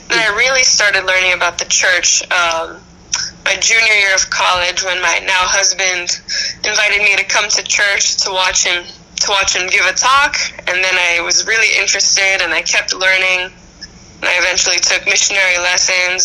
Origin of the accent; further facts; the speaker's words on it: Boston, Massachusetts, United States; I grew up in the Boston area. I grew up just outside Boston my whole life.